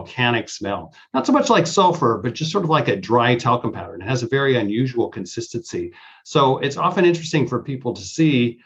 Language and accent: English; Eastern Washington State, United States; moved away as an adult; I grew up in Eastern Washington State. So that's the dry part of Washington State